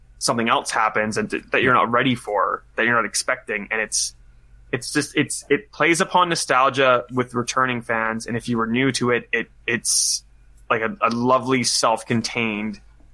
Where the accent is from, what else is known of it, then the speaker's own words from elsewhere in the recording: Canada; now in Australia; as a Canadian, I grew up